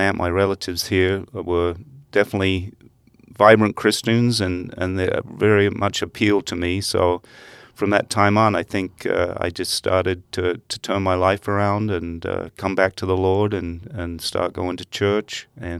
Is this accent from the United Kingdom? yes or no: yes; England, United Kingdom; I did, and it's very strange.